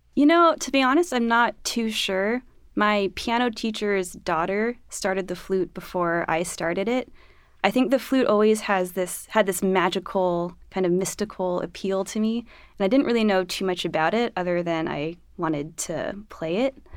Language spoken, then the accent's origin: English; Los Angeles, California, United States; moved away; I'm from Los Angeles